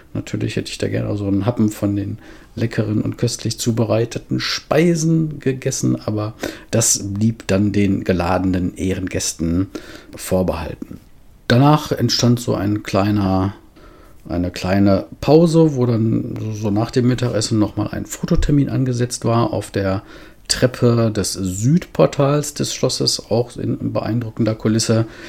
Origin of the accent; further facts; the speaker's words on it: Schwerin, Mecklenburg-Vorpommern, Germany; in meiner Heimatstadt Schwerin